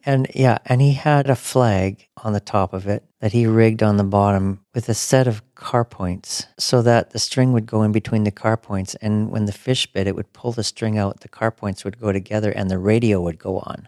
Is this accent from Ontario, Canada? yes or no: no; Alberta, Canada; growing up in Alberta